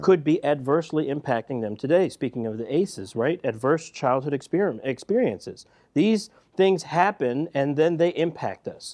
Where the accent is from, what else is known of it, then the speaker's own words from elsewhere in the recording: Philadelphia, Pennsylvania, United States; grew up in Philadelphia, right? West Philadelphia, to be exact